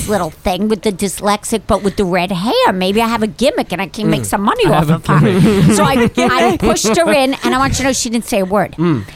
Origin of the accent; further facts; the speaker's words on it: Long Island, New York, United States; accent: Long Island; moved away as an adult; that's my accent. And it really is from Long Island